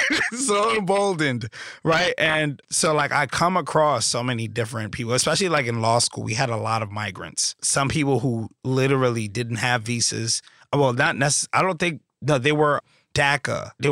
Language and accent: English; New York City, New York, United States; Growing up in Brooklyn, there would always be like these whispers in the Haitian community.